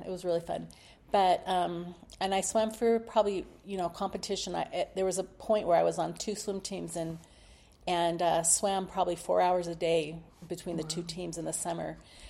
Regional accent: Palo Alto, California, United States; also born or lived in Los Altos, California; I loved growing up in Palo Alto.

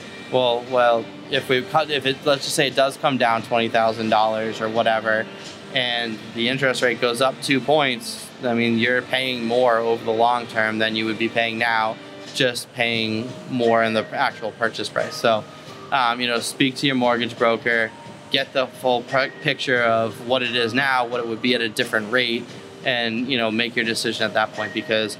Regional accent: Massachusetts, United States; moved away as an adult; now in Vero Beach, United States; I come from a beach town in Massachusetts

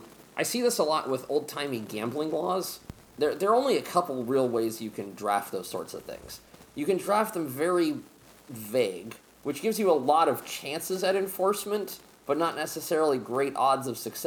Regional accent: Pennsylvania, United States; also born or lived in Montgomery, Alabama; now in Seattle, United States; the house I grew up in Pennsylvania didn't have indoor plumbing until the 1950s, so they had an outhouse.

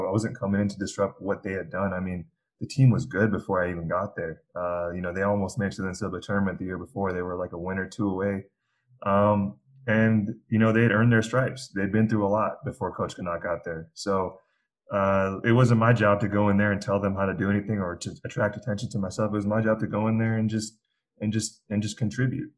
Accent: Arizona, United States; moved away as an adult; Zane Johnson grew up in the same neighborhood as me, growing up in Arizona

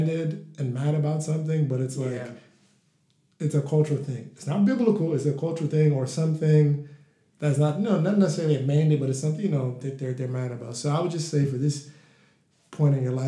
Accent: Nigeria; we're both Nigerian and my brother's Igbo, I'm Yoruba.

